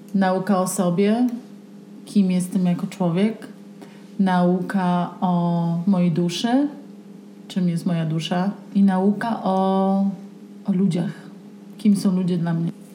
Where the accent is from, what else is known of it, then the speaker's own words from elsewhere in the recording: Pisz, Warmian-Masurian Voivodeship, Poland; now in Santa Fe, United States; Ja jestem z Pisza, małe miasteczko na Mazurach. Dorastałam głównie w naturze, na biwakach. Wychowałam się w lesie.